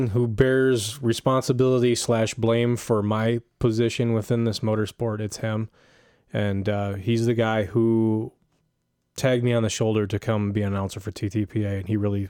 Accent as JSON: {"language": "English", "town": "Armada", "region": "Michigan", "country": "United States", "tie": "born or raised there"}